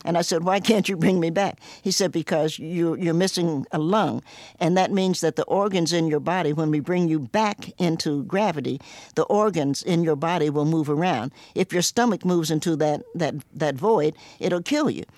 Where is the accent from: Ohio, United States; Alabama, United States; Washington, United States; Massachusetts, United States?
Ohio, United States; Cincinnati; also born or lived in Knoxville, Tennessee / New York; now in Roanoke, United States; I was born in Knoxville, Tennessee, grew up in Cincinnati